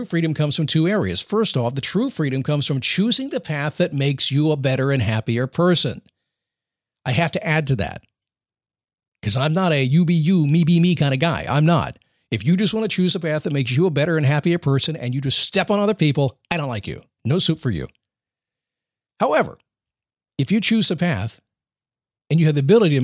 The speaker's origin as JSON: {"language": "English", "country": "United States", "said": "I'm an American"}